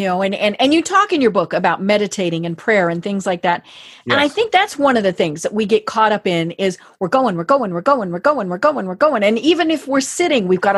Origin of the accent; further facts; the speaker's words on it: Colorado, United States; growing up in Colorado